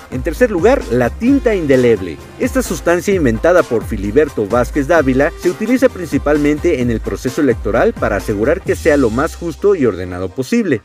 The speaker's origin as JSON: {"language": "Spanish", "country": "Mexico", "said": "Como mexicano"}